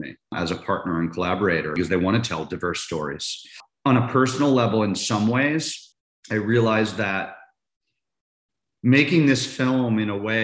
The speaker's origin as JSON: {"language": "English", "region": "Maryland", "country": "United States", "tie": "born or raised there", "moved": "yes", "lives_now": "Los Angeles, United States", "said": "I grew up in Maryland, DC, about 30 minutes from the school"}